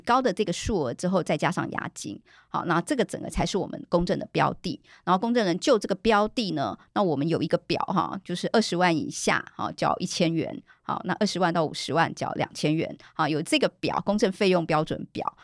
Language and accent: Chinese; Taiwan; 我记得之前有一些大陆公证人来到。我们台湾这边来参访的时候